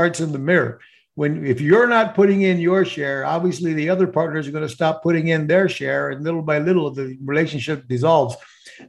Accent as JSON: {"language": "English", "country": "Puerto Rico", "tie": "born or raised there", "said": "I grew up in Puerto Rico, although I'm Mexican descendants"}